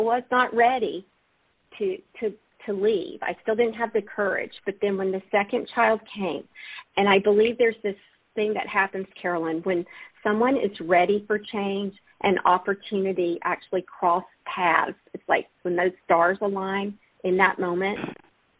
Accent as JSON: {"language": "English", "region": "Alabama", "country": "United States", "said": "I'm from Alabama, grew up in the Baptist church"}